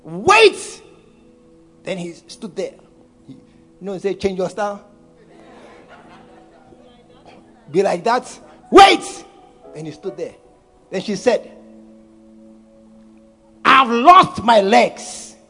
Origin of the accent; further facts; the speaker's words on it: Volta, Ghana; I'm from Volta region. Look at that.